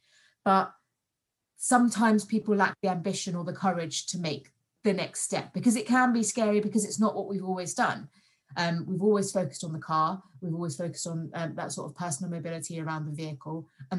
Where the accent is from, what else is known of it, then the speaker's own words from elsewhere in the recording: London, United Kingdom; also born or lived in Kent; So I'm originally from London via Kent, as my parents still live in Kent.